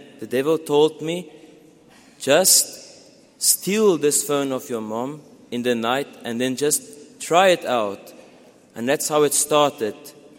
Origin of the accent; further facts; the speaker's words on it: Pretoria, Gauteng, South Africa; I come from Pretoria.